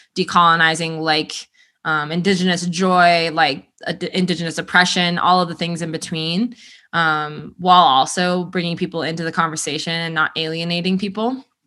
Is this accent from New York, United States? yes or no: no; Colorado Front Range, United States; I grew up on the Front Range